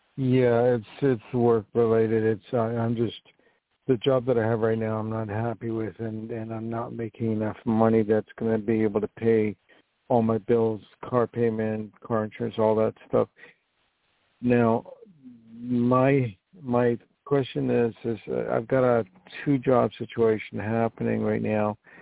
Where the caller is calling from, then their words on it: New York, United States; I'm calling from New York